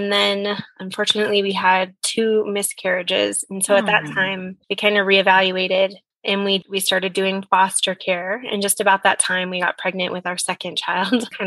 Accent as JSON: {"language": "English", "country": "United States", "said": "I was from the States."}